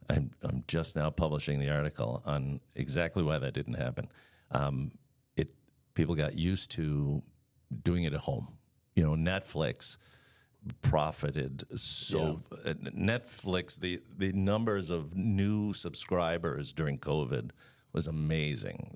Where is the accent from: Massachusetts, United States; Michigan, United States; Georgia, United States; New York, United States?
New York, United States; Long Island; also born or lived in Florida / Dallas, Texas; now in Chicago, United States; I'm originally from Long Island.